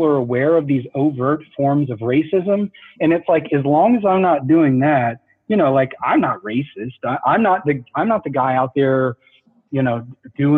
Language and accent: English; the South, United States; The way I grew up in the South